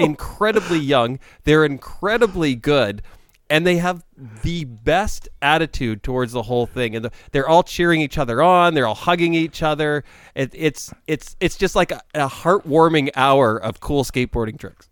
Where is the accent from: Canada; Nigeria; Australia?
Canada; as a Canadian